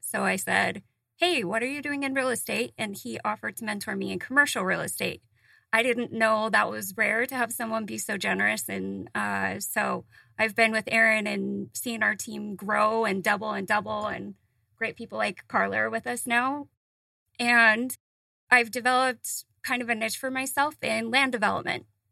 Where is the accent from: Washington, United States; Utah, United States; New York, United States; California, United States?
Utah, United States; moved away; I grew up in Utah